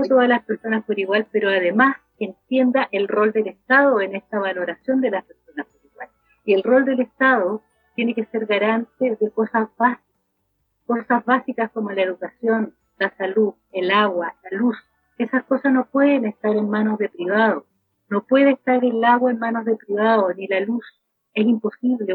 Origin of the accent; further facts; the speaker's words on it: Macul, Santiago Metropolitan Region, Chile; acá en Macul, yo soy de Macul